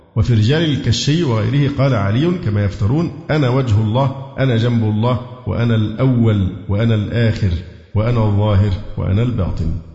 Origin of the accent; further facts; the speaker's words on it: Cairo, Cairo Governorate, Egypt; إن أنا مصري و- وقاهري